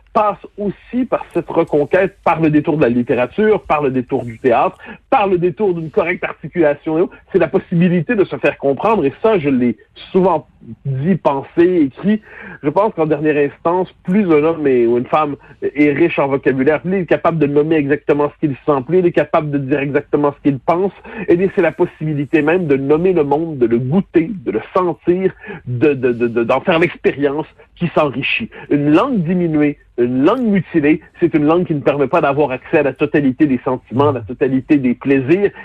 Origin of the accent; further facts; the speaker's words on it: Quebec, Canada; notre accent, non pas nos propres mots